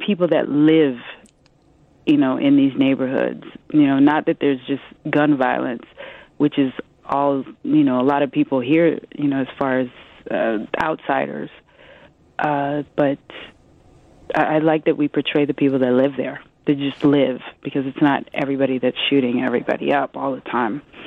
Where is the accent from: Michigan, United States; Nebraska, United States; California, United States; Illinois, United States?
Nebraska, United States; Omaha; now in New York, United States; I'm a Midwesterner too, because uh, mm-hmm. I, I come from Omaha, Nebraska